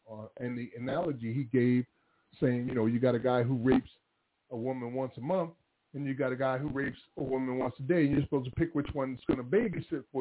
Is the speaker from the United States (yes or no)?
yes; Paterson, New Jersey, United States; now in Charlotte, United States; So, like, I'm here from Paterson, New Jersey. I've been here 23 years.